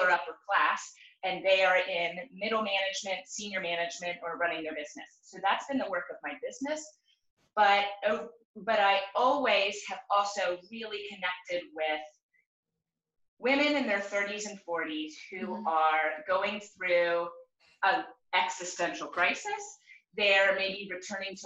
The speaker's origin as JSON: {"language": "English", "region": "Virginia", "country": "United States", "tie": "born or raised there", "moved": "yes", "lives_now": "Oregon, United States", "said": "I grew up in Virginia"}